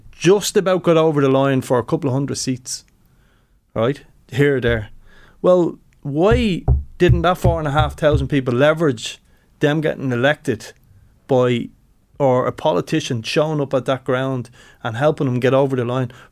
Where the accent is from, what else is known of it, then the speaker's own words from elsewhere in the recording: Tallaght, County Dublin, Ireland; I'm from Tala originally. We give Tala Town, my my first club, brilliant club